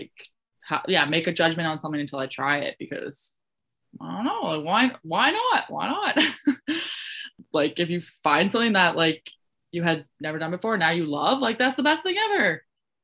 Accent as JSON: {"language": "English", "region": "Ontario", "country": "Canada", "moved": "yes", "said": "I'm from Ontario"}